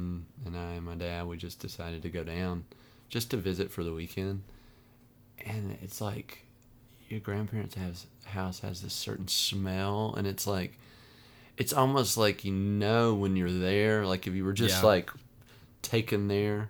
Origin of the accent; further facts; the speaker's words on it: the South, United States; growing up in the South, in a Baptist church